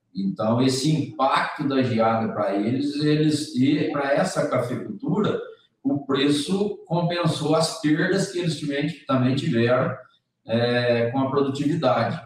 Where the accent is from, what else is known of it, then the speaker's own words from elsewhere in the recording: Brazil; nós, como brasileiros, como grandes consumidores de café